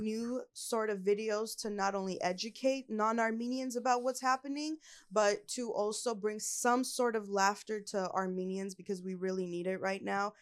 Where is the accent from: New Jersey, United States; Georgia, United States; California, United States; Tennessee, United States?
California, United States; Los Angeles; born and raised in L A.